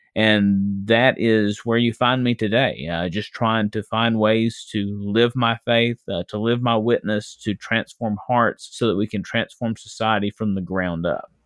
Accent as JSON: {"language": "English", "town": "West Memphis", "region": "Arkansas", "country": "United States", "tie": "born or raised there", "said": "I was born and raised in West Memphis, Arkansas."}